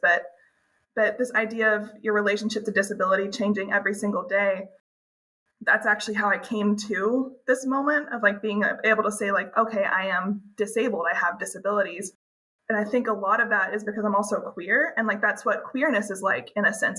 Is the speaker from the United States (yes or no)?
yes; Birmingham, Alabama, United States; moved away as an adult; also born or lived in West Coast; I'm from Alabama originally, so I, I was very far from home, far from my family